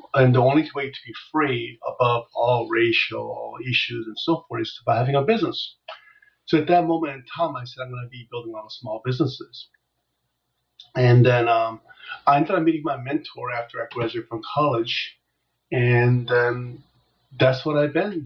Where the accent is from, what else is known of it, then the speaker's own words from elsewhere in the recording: United States; also born or lived in Seoul, South Korea; I came here in 72 and grew up here